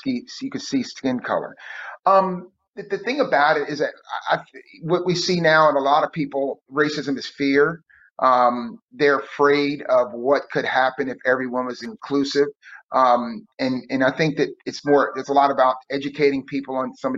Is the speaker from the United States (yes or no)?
yes; New Jersey, United States; New Jersey.